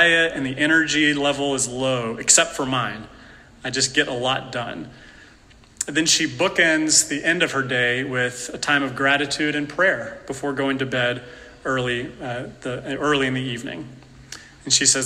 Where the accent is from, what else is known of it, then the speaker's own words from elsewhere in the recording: Appalachia, North Carolina, United States; I'm from North Carolina, Appalachian person